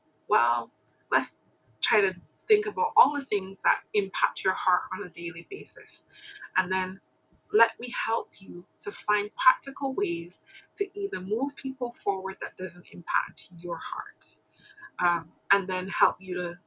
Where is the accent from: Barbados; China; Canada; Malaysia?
Barbados; I'm from Barbados.